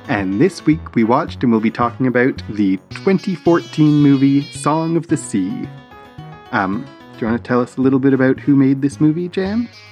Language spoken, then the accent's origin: English; Canada; We're we're Canadian